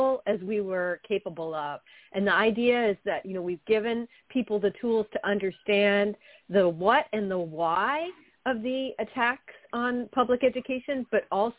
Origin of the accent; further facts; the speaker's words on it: Midwest, United States; now in Massachusetts, United States; I'm from the Midwest